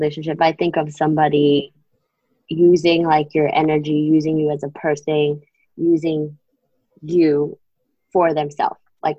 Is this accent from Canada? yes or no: no; Long Island, New York, United States; So I'm from Long Island, born and raised.